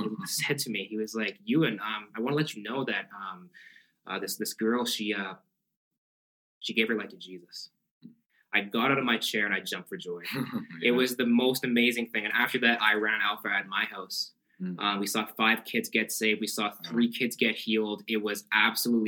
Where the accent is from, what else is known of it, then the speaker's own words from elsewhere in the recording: Pincher Creek, Alberta, Canada; I'm from Pinch Creek. Grew up Christian